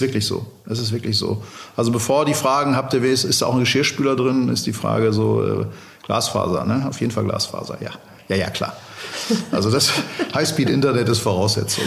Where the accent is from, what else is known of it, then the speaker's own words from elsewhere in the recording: Dortmund, North Rhine-Westphalia, Germany; also born or lived in Hamburg; ich bin Dortmunder, ich äh, wohne in Hamburg und in Dortmund, da lege ich auch Wert drauf, ähm, bin in Dortmund aufgewachsen